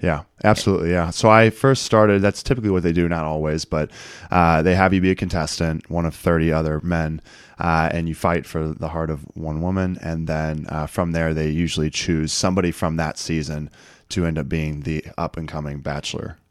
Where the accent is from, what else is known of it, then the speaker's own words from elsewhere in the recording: Eureka, Missouri, United States; born and raised in Eureka, Missouri, which is about forty-five minutes west of Saint Louis